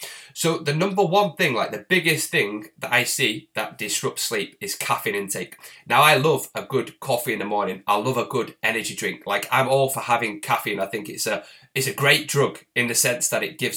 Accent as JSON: {"language": "English", "town": "Bury", "region": "North West England", "country": "United Kingdom", "said": "I'm actually from Bury, which is next to the town Bolton, and that's where Peter Kay's from, so it's very much a similar area"}